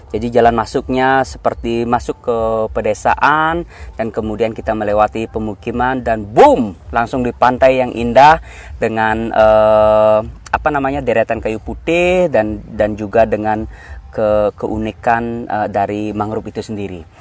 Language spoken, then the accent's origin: Indonesian; Bali, Indonesia; saya lahir tumbuh besar di Bali